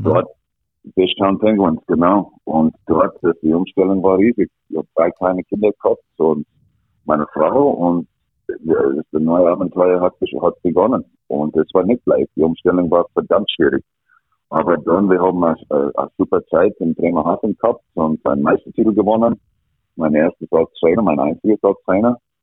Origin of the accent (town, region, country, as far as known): Alberta, Canada; born or raised there; German is a second language; moved away as an adult; also born or lived in Villach, Austria